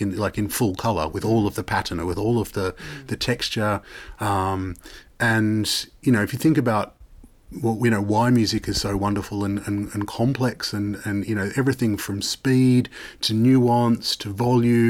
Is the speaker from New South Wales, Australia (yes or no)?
yes; Sydney, New South Wales, Australia; moved away as an adult; now in Netherlands; growing up in Sydney and Australia